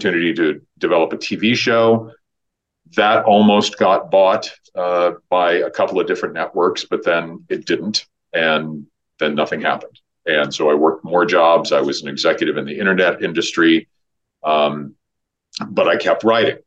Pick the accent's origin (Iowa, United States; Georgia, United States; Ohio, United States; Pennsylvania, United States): Iowa, United States; moved away as an adult; now in Los Angeles, United States; I moved to LA when I was 18. I grew up in Iowa